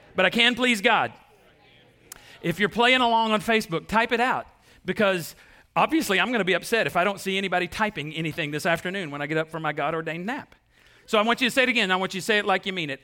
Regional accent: Waco, Texas, United States; we're from East Texas or from Texas, you know, we're from Waco

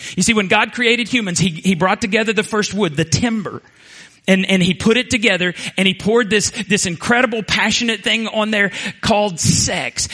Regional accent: Borger, Texas, United States; moved away; I graduated from Borger High School in 1982

